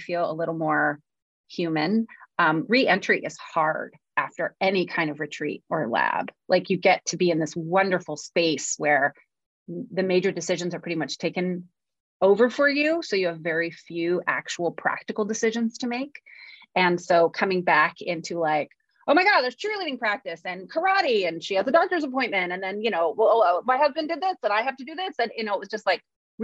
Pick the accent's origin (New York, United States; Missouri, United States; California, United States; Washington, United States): California, United States; That's how we would say it in California